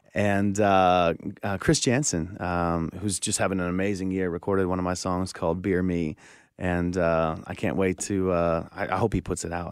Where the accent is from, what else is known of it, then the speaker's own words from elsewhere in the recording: Pembroke, Ontario, Canada; moved away as an adult; now in Nashville, United States; we moved away from, uh, my hometown of Pembroke, Ontario in oh six